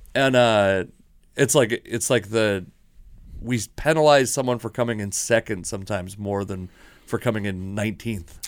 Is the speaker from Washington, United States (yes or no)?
yes; Washington, United States; I'm from Washington